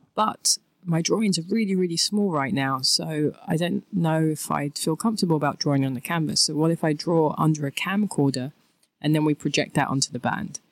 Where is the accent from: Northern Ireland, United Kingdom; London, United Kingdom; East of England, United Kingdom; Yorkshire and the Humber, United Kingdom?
London, United Kingdom; I'm from England. I'm from a lovely place called Thamesmead in southeast London.